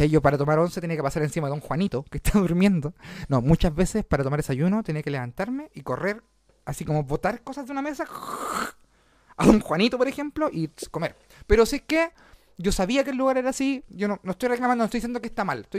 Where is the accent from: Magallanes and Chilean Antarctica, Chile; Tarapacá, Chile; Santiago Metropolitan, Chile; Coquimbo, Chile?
Santiago Metropolitan, Chile; San Bernardo; yo me fui de San Bernardo a La Reina, a Ñuñoa, a era, era Ñuñoa, casi con La Reina, pero mi casa quedaba arriba de un teletrack y una comida china, así que básicamente era una embajada de San Bernardo en...